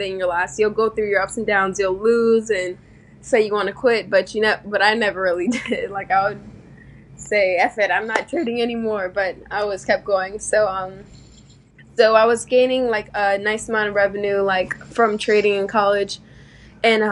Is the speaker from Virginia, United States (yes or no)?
no; Broward County, Florida, United States; I'm from Broward County, Florida